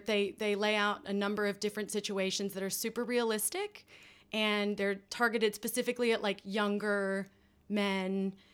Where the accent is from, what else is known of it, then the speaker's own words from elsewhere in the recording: United States; moved away; that I grew up with in the States